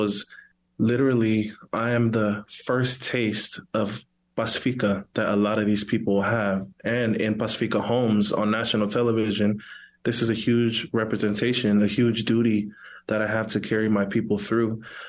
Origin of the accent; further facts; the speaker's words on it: Samoa; I love my Hawaiian people and my cousins, but one, I'm Samoan. Two, I'm not from Hawaii, so I don't feel it's appropriate for me to say aloha in my interviews.